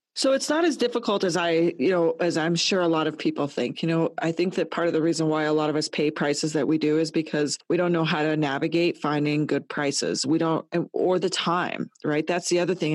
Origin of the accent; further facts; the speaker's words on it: Colorado, United States; moved away as an adult; also born or lived in Toronto, Canada; I'm born and raised in Colorado in a small town